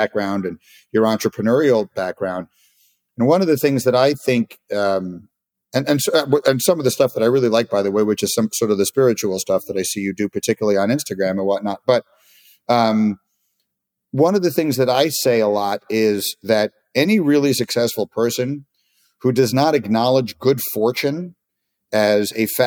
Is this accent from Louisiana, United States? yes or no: no; New York City, New York, United States; I grew up in New York City, and my family, we were sports obsessed